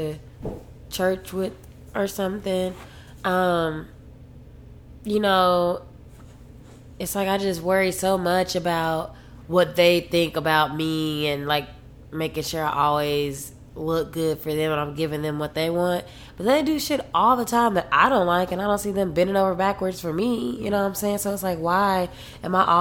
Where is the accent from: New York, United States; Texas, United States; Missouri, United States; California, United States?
Texas, United States; Dallas–Fort Worth area; also born or lived in Oklahoma; now in Austin, United States; I'm from Texas and I wanted to, like, I'm from the DFW area or whatever, and I'm used to being in a bigger city